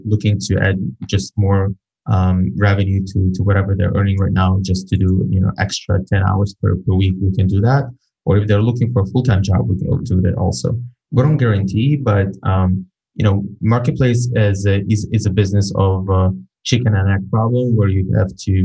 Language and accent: English; Ukraine; I'm from Ukraine